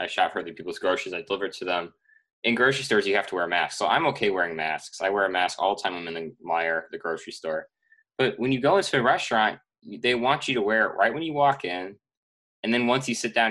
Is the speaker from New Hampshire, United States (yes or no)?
no; Dexter, Michigan, United States; my hometown in Dexter, Michigan